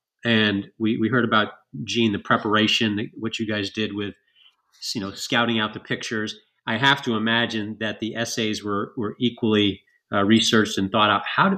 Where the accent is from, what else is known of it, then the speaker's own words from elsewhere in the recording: Schenectady, New York, United States; I was about an hour away. I grew up in Schenectady.